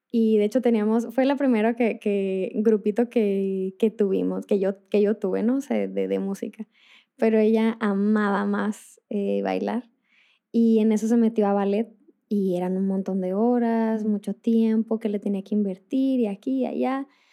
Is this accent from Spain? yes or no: no; northern Mexico, Mexico; yo soy del, norte de México